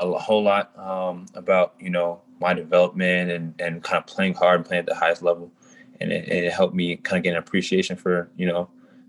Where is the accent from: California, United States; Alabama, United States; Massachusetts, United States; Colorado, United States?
Colorado, United States; Denver; also born or lived in North Carolina; Yes, sir. I'm from Colorado, the Denver area. I've moved around a lot growing up. So I lived in North Carolina for years, but I'm mostly from Denver.